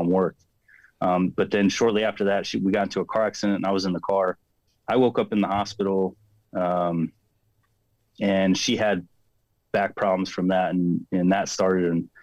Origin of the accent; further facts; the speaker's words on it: Phelan, California, United States; I'm from Phelan, California. So it's a small desert town outside